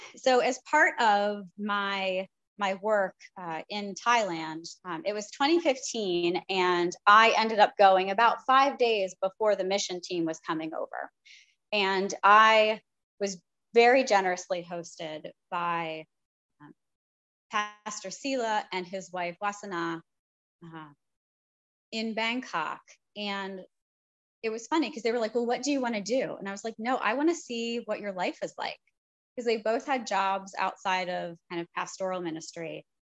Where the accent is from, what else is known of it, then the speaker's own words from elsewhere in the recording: United States; part of our work as American Christians